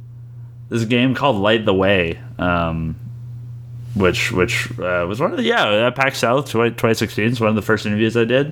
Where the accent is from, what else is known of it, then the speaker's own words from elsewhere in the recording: Vancouver, British Columbia, Canada; I'm from Vancouver and went to the Art Institute for like game programming